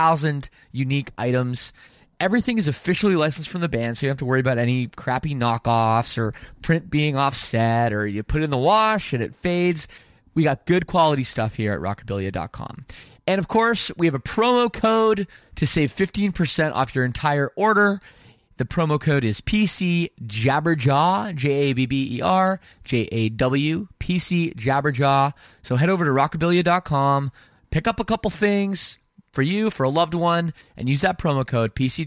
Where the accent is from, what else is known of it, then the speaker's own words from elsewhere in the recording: Toronto, Ontario, Canada; also born or lived in Windsor; I'm based in Toronto. Okay. That's where I grew up